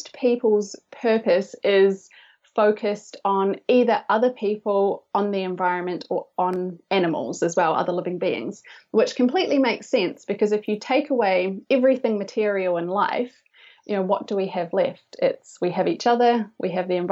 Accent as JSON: {"language": "English", "country": "New Zealand", "said": "I'm from New Zealand."}